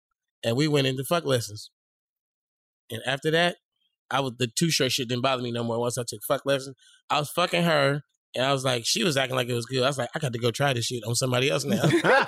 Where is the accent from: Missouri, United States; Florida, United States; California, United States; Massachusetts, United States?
California, United States; I was, come on, I came from California.